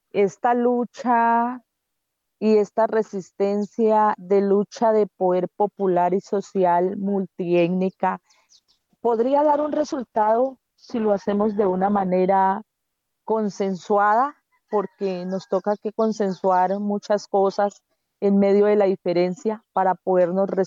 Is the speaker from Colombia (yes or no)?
yes; Colombia; como colombianos y colombianas que somos